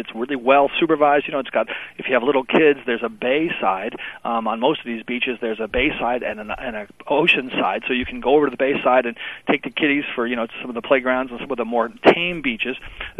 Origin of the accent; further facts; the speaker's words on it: New Jersey, United States; I happen to be from New Jersey